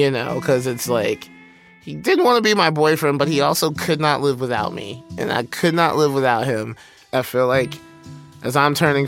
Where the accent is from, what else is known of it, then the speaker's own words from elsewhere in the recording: Alabama, United States; I grew up in Alabama during the late 80s